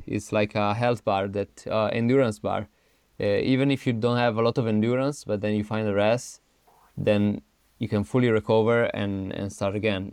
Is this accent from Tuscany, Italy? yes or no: no; Turin, Piedmont, Italy; English is a second language; moved away as an adult; also born or lived in Innsbruck, Austria; now in Arco, Italy; I'm originally from Turin, Torino, which is in the northwest of Italy